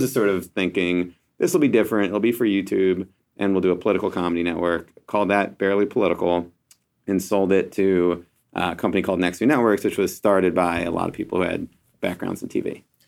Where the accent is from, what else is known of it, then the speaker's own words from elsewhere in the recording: Philadelphia, Pennsylvania, United States; I'm from Philadelphia